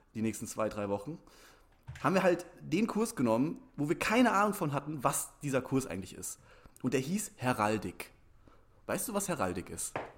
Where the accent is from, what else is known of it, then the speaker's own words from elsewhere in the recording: Germany; Ich komme ja aus der Rhön oder aus der Nähe der Rhön